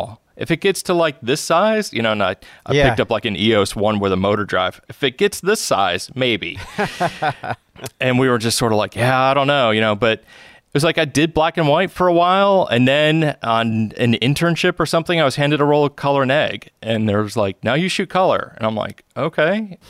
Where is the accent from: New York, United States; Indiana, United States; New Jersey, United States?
New York, United States; Elmira; And I was living, I grew up in Elmira, New York at the time, so that was only like 45